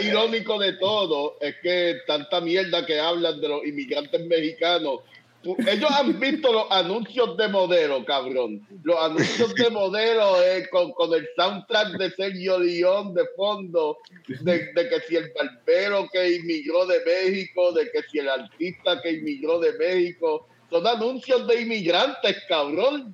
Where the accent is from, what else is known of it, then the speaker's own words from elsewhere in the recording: Puerto Rico; moved away; also born or lived in Minnesota; yo me crié en Puerto Rico